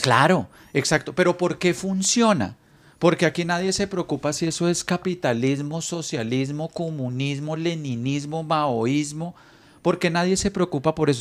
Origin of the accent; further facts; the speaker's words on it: Colombia; also born or lived in Bogotá; now in Miami, United States; los colombianos somos chéveres